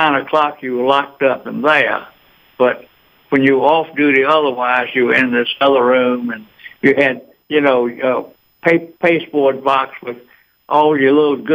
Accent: Eatonton, Georgia, United States; now in Atlanta, United States; I grew up in Eatonton

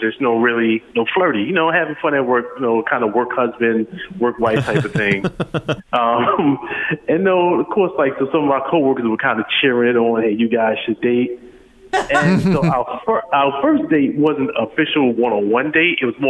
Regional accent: Long Island, New York, United States; now in Dayton, United States; I'm from Long Island.

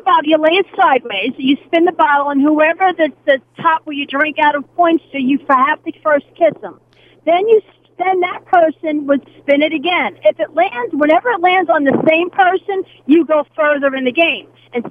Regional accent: Brooklyn, New York, United States; When I grew up in Brooklyn, we played spin the bottle

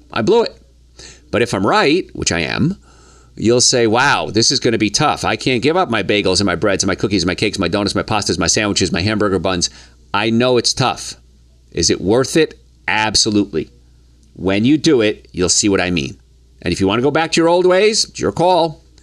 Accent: Hoboken, New Jersey, United States; moved away as an adult; also born or lived in the South (US); growing up in Hoboken, New Jersey

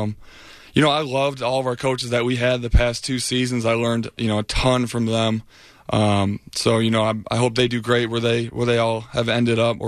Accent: Michigan, United States; moved away as an adult; now in Tampa, United States; I'm from Michigan

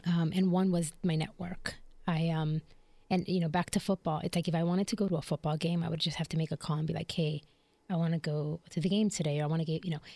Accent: Chicago, Illinois, United States; moved away as an adult; also born or lived in Philadelphia / Puerto Rico (ancestry); now in Jacksonville, United States; I was born and raised in Chicago

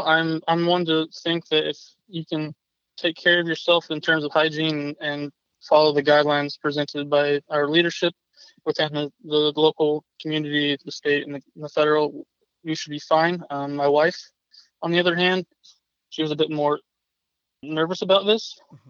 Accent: Kansas, United States; moved away as an adult; also born or lived in Colorado; now in Miami, United States; So I'm originally from Kansas, joined the Air Force at the age of 22, and then I moved to Colorado for full-time active duty, and then I honorably discharged from the Air Force, and my wife took a job down in Miami Beach on the mall.

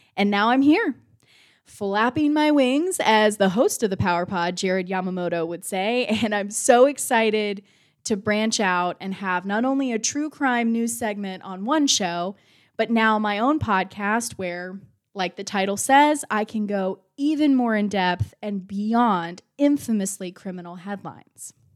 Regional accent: Georgia, United States; I'm from Georgia.

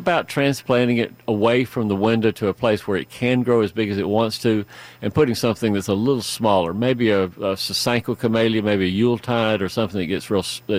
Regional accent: Fayette County, Georgia, United States; I spent all of my formative years until I left for college working in this enormous garden and farm that we were raised on in Fayette County

